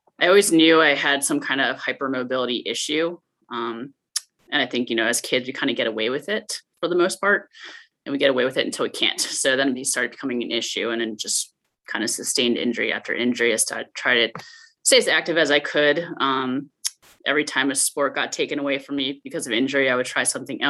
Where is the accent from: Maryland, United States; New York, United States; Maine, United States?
Maryland, United States; Baltimore; I grew up in Baltimore, Maryland